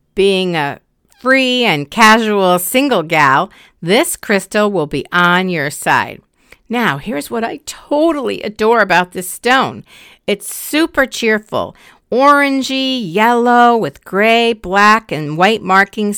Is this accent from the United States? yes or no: yes; Connecticut, United States; my home state of Connecticut